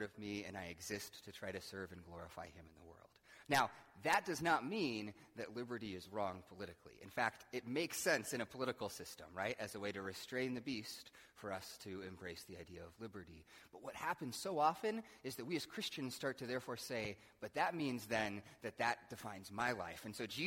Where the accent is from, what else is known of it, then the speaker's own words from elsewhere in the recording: United States; I, as an American